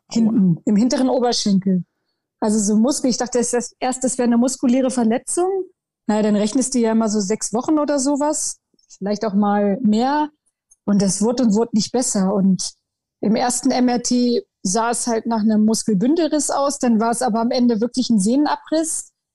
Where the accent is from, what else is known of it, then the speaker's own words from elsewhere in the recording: Goslar district, Lower Saxony, Germany; Ich komme aus dem Landkreis Goslar, ähm, hier so halt in der Region